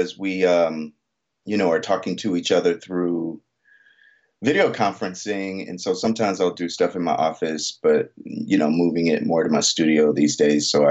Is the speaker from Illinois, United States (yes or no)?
no; Atlanta, Georgia, United States; moved away; I was born in Atlanta, Georgia, and my parents were educators